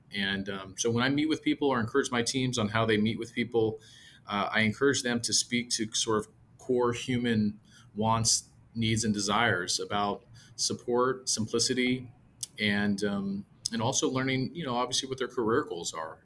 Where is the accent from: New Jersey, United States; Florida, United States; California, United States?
California, United States; San Jose; moved away as an adult; now in Texas, United States; San Jose, California, all my family, much, uh, many of my friends and colleagues are still there.